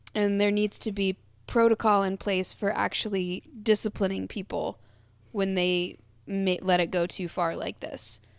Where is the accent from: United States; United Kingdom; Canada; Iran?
United States; Kentucky; We're two white girls from Kentucky.